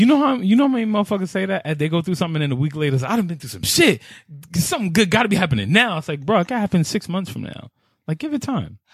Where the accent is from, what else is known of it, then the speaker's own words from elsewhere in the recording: New York, United States; I'm from New York